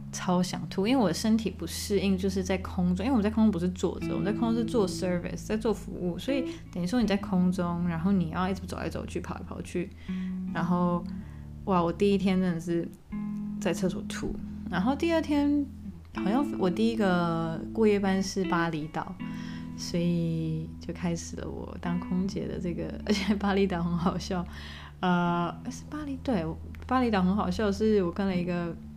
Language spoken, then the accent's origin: Chinese; Taiwan; moved away as an adult; also born or lived in Qatar; 因为我在台湾长大